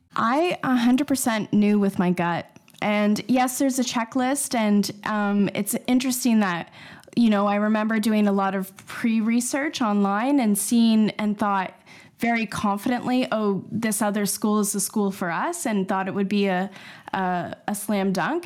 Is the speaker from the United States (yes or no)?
no; Canada; moved away as an adult; now in London, United Kingdom; I'm a Canadian, and we moved over, uh, seven years ago to London